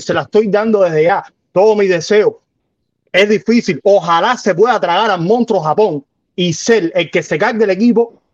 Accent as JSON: {"language": "Spanish", "region": "Santiago de Cuba", "country": "Cuba", "said": "yo soy de Santiago"}